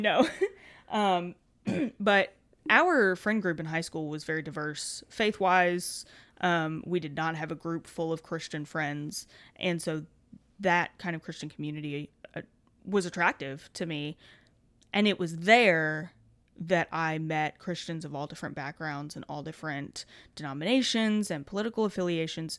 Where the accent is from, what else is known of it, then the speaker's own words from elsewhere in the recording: Kentucky, United States; we've both been born and raised in Kentucky